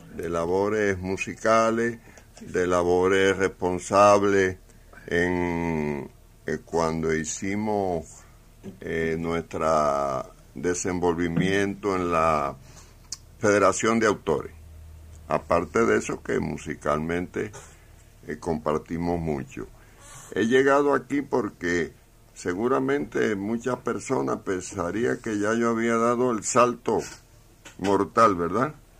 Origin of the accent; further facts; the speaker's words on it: Cuba; salimos de Cuba a mediodía